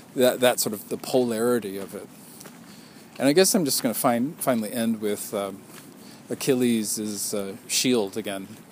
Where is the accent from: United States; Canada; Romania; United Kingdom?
Canada; I'm Canadian